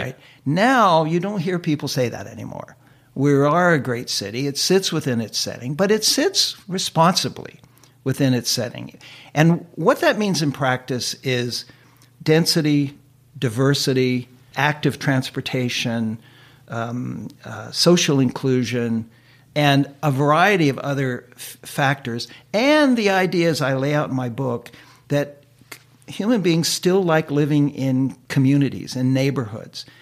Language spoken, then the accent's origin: English; United States; moved away as an adult; now in Vancouver, Canada; I was an immigrant from the United States